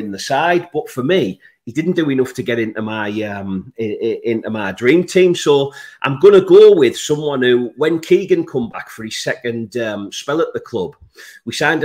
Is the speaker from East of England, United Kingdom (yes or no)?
no; Middlesbrough, North East England, United Kingdom; I'm from Middlesbrough